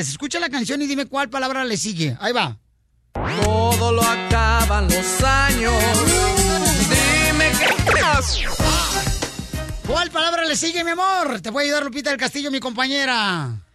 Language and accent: Spanish; New Mexico, United States; Yo de Nuevo México.